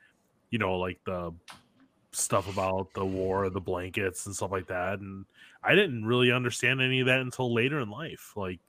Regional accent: the North, United States; Like, I grew up in the North.

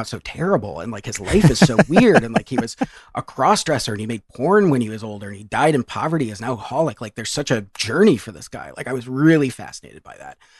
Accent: Ann Arbor, Michigan, United States; I grew up in Ann Arbor, Michigan

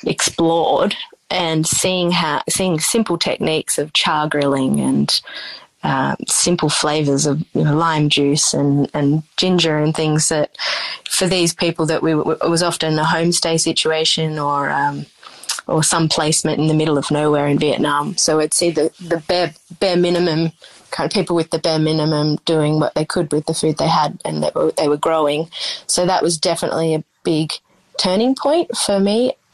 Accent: Coleambally, New South Wales, Australia; But I grew up out in the Riverina in a small town called Collyambly on a sheep and rice farm, an irrigated area.

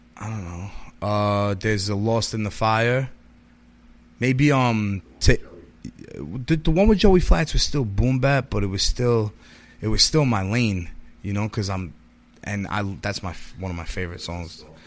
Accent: New York City, New York, United States; moved away as an adult; also born or lived in Far Rockaway / Brooklyn / New Jersey / Florida; Staten Island is really where I grew up

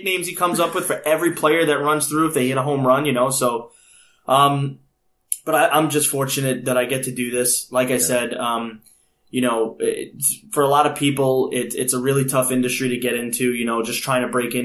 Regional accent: New York area, United States; growing up in the New York area

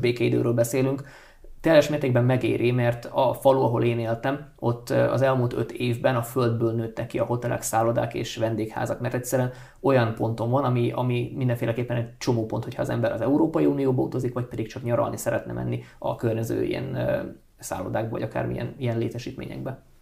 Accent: Transcarpathia, Zakarpattia Oblast, Ukraine; born or raised there; first language Hungarian

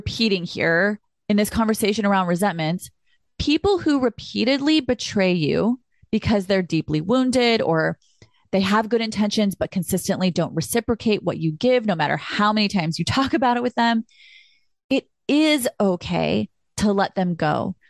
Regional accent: California, United States; I'm so from California

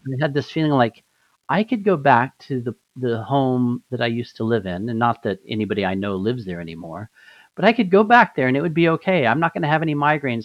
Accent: Albuquerque, New Mexico, United States; moved away; A lot of a lot of my life I grew up in Albuquerque

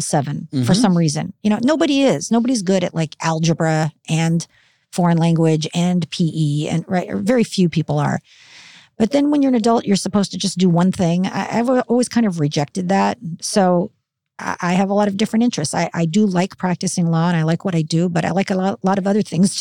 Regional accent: Burbank, California, United States; also born or lived in Philadelphia, Pennsylvania; I grew up in Burbank

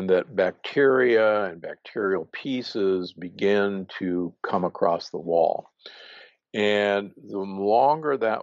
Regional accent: Omaha, Nebraska, United States; I grew up in Omaha, Nebraska, which is, believe me, a meat-eating town

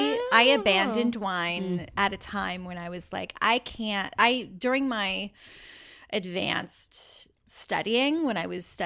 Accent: Pacific Northwest, United States; moved away; also born or lived in New York; I'm from the Pacific Northwest originally.

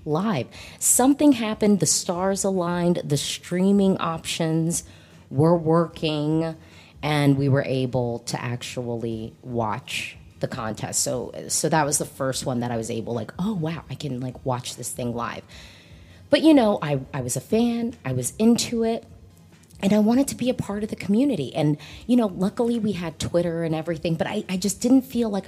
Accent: United States; I am an American

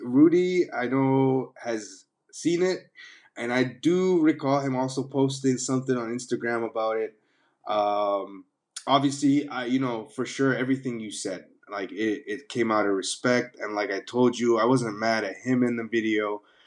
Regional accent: Toronto, Ontario, Canada; moved away; also born or lived in London, United Kingdom / Dubai, United Arab Emirates / Sudan; I grew up in Toronto

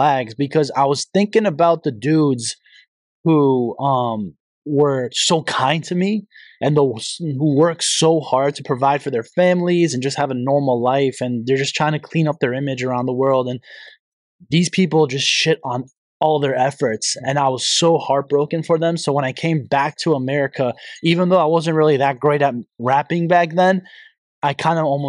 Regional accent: Hartford, Connecticut, United States; I was born in Hartford, Connecticut

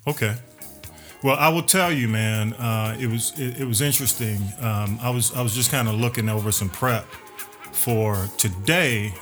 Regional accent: Atlanta, Georgia, United States; I was over on North Avenue

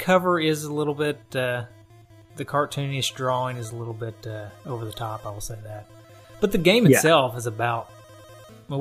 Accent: the South, United States; We also come from the South

